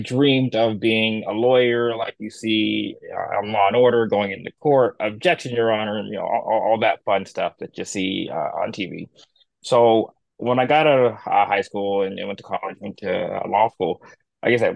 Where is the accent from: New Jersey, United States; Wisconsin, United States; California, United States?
California, United States; Long Beach; I have been born and raised in Long Beach, North Long Beach to be exact